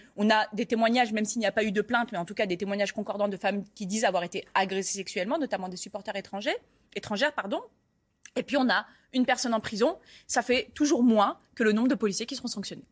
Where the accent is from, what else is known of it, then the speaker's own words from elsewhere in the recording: Paris, Île-de-France, France; je suis parisienne